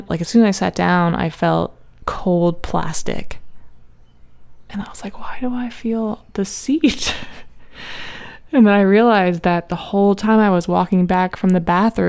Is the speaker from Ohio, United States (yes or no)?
yes; Ohio, United States; moved away as an adult; she's a friend from Ohio. We're not in the same high school